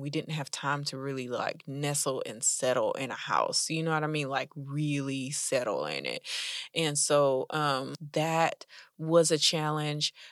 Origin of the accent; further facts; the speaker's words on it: United States; I'm an American Black lady